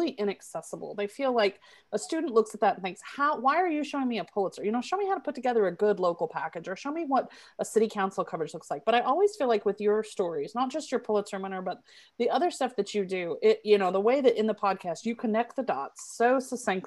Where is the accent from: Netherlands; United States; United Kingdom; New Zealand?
United States; Tulsa, Oklahoma; I grew up in Tulsa